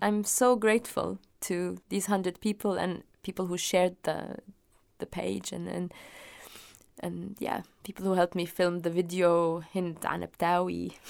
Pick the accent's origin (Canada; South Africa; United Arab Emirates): United Arab Emirates; Dubai; I was born in Dubai